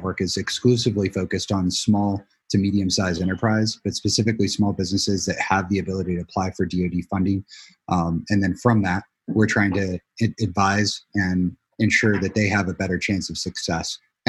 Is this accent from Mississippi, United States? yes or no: no; Illinois, United States; also born or lived in Tucson, Arizona; I was their child from, you know, from Arizona, and I was born in Tucson. So when we moved back to Illinois, which is where my mom is from